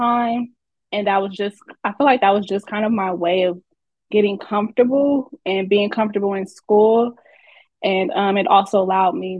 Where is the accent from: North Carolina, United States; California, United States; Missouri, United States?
California, United States; Oakland; I am from the Bay Area, Oakland, California.